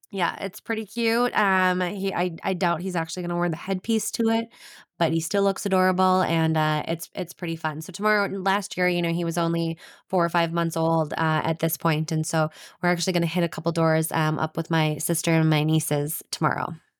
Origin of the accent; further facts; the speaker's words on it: Anoka, Minnesota, United States; I grew up in Anoka, which is the Halloween capital of the world.